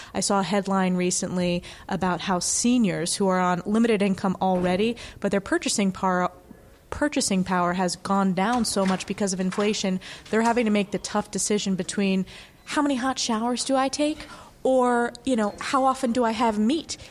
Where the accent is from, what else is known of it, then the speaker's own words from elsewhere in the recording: New York, United States; my home state of New York